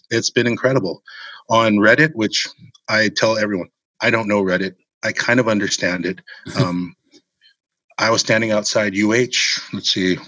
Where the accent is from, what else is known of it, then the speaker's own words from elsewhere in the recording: Hawaii, United States; growing up in Hawaii